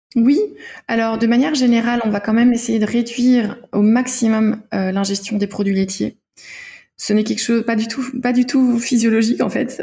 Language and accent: French; Denmark; moved away; je viens du Danemark